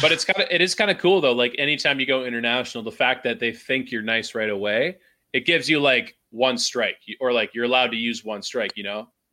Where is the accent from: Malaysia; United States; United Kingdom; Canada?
Canada; as a Canadian